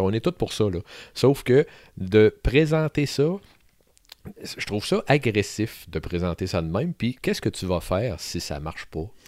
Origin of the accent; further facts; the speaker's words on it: Sainte-Marie, Quebec, Canada; je suis un gars qui a grandi à Sainte-Marie-de-Beauce.